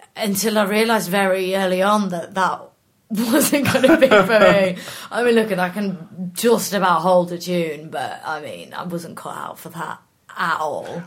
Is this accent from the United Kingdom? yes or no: yes; Norwich, East of England, United Kingdom; also born or lived in York; now in South of England, United Kingdom; I'm actually from Norwich.